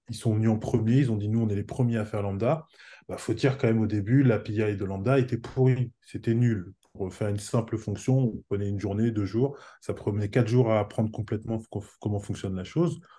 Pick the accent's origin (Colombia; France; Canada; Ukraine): France; now in Portugal; Moi, j'habite au Portugal. Je suis français